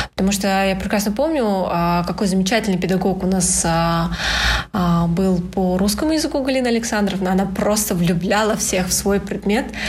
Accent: Astana, Kazakhstan; это все в Астане. Э, я коренной столичный житель.

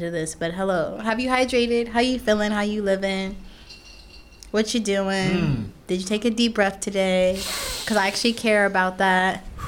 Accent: Newark, New Jersey, United States; moved away as an adult; now in Brooklyn, United States; I'm from brick city. Nah, I'm from New Jersey

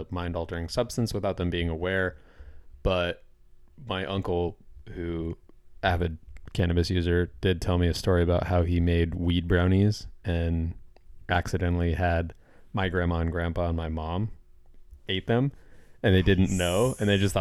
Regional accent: Colorado, United States; I'm from Colorado

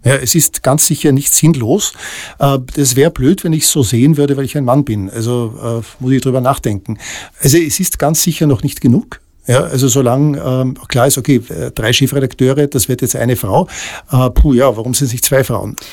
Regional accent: Tyrol, Austria; ich bin in Tirol aufgewachsen, in äh, 70er, Anfang der 80er Jahre

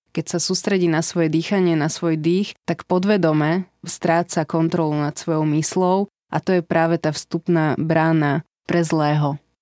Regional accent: Slovakia; moved away as an adult; also born or lived in Netherlands

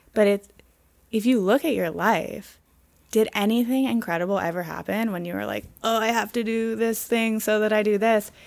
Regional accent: Pittsburgh, Pennsylvania, United States; also born or lived in Vermont; now in Los Angeles, United States; I grew up in Pittsburgh and I grew up skiing

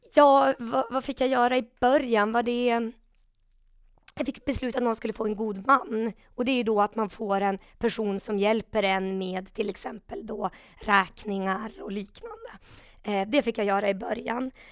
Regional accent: Umeå, Västerbotten County, Sweden; also born or lived in Stockholm; i Umeå då, där jag är uppvuxen, jag pluggade i Stockholm

